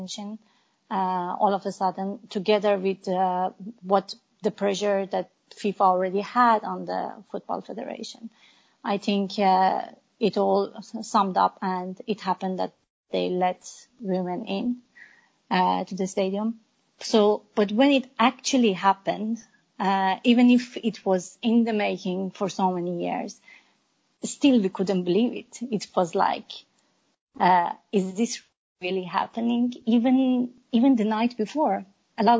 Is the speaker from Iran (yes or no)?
yes; Iran; I'm an Iranian woman. I was born and raised in Iran